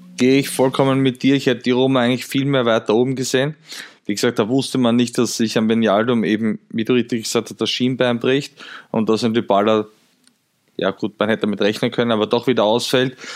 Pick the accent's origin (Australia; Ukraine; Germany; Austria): Austria; ich als Österreicher